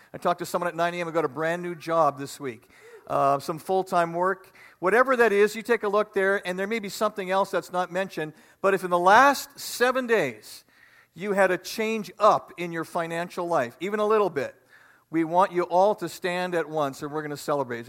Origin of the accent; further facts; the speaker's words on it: Manitoba, Canada; We're from Manitoba, right by the lake